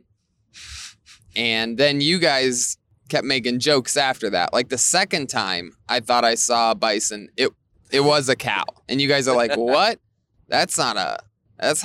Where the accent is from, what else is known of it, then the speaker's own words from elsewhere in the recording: Ohio, United States; I'm from Ohio, where cows are everywhere